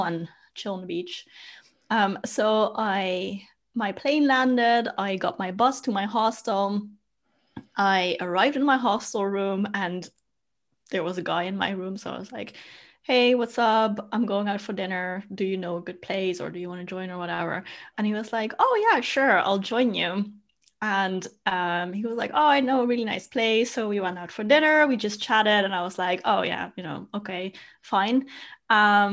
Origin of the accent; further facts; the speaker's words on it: Netherlands; also born or lived in Germany / Bali; I came back home. Mm. Yeah. So I'm in the Netherlands now.